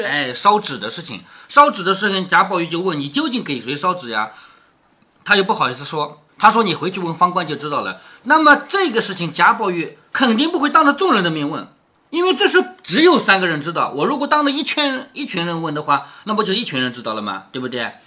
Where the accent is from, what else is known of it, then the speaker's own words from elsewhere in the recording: Changzhou, Jiangsu, China; 我们常州